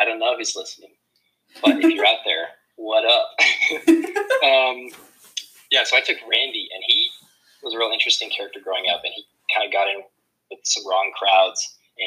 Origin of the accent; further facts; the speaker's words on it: Amarillo, Texas, United States; As many people in Amarillo, Texas grew up, I was raised in a church with a really good family around me.